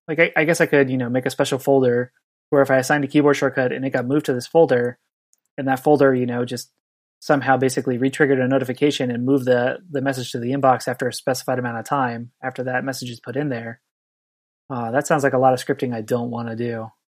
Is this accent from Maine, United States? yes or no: no; Southern California, United States; now in Santa Cruz, United States; I grew up on beaches in Southern California